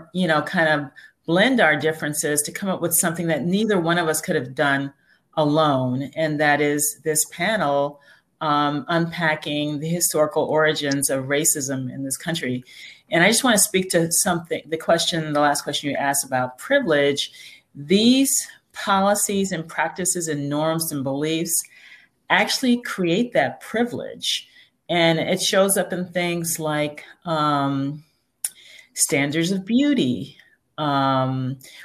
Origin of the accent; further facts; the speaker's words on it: Chicago, Illinois, United States; now in St. Joseph, United States; I grew up in Chicago